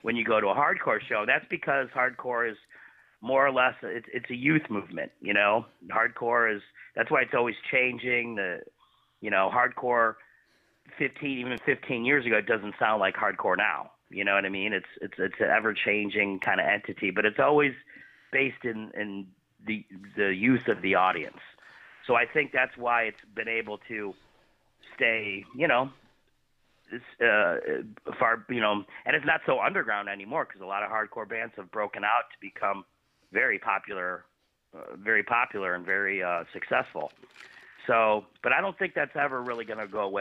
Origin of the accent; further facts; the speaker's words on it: Cleveland, Ohio, United States; growing up in Cleveland and kind of coming up in the hardcore scene as we did